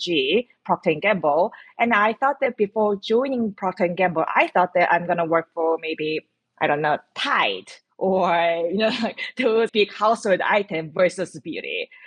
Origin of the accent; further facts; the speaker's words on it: South Korea; moved away; I grew up in South Korea